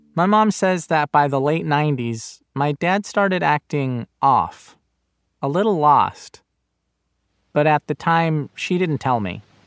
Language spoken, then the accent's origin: English; Inglewood, California, United States; I grew up in Inglewood under the flight path of LAX.